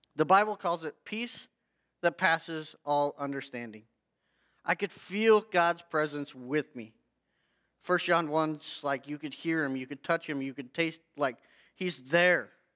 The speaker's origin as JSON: {"language": "English", "town": "Hay Springs", "region": "Nebraska", "country": "United States", "tie": "born or raised there", "also_born_or_lived": "Loup City, Nebraska", "said": "I was born in Loop City, um, central Nebraska, and then we moved out east to Shattern area, like Hay Springs, uh, is where I grew up and graduated from high school"}